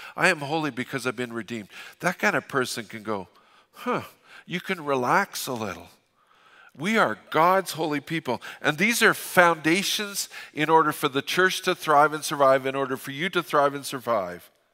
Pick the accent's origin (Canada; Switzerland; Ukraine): Canada; Fort St. John, British Columbia; I'm from Fort Saint John. We don't apologize